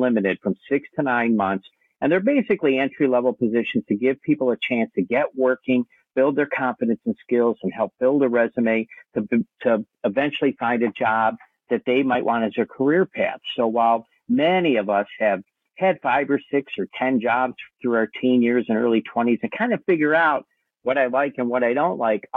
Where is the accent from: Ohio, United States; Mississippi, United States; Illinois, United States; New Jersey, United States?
Ohio, United States; moved away as an adult; now in Kauai, United States; I'm originally from Ohio. I've been living here in Hawaii 34 years